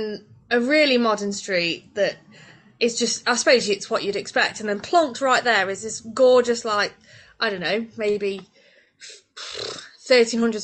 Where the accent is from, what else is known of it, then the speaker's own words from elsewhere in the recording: Swadlincote, East Midlands, United Kingdom; I'm from Swad.